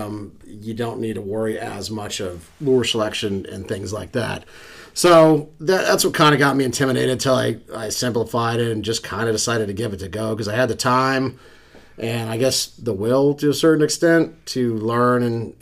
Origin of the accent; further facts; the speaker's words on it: Houston, Texas, United States; now in Western Pennsylvania, United States; originally from Houston, Texas. Did a lot of saltwater wade fishing when I was younger